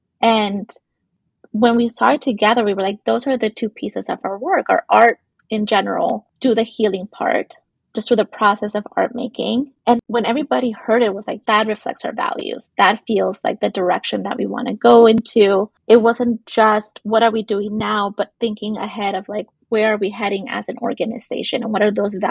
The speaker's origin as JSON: {"language": "English", "town": "Los Angeles", "region": "California", "country": "United States", "tie": "born or raised there", "said": "I grew up in East LA, Boyle Heights area"}